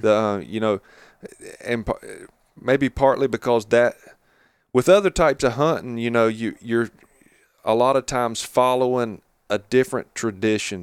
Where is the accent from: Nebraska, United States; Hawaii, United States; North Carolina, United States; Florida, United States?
North Carolina, United States; Catawba River Basin; moved away as an adult; now in Jackson County, North Carolina, United States; I grew up down around the Catawba River Basin, you know, where all my family's been, you know, for forever